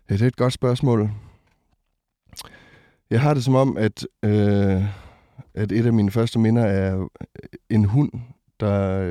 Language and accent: Danish; Botswana; also born or lived in Ringkøbing, Denmark; now in Denmark; Jeg er født i Ringkøbing, ja. Øh, og, øh, men da jeg var to, så, øh, så tog mine forældre og øh, mig og mine fire søskende øh, til Botswana i det sydlige Afrika.